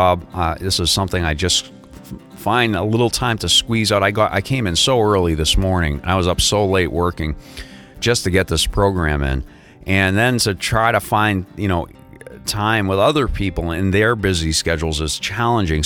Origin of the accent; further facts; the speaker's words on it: New England, United States; now in South Florida, United States; I'm originally from New England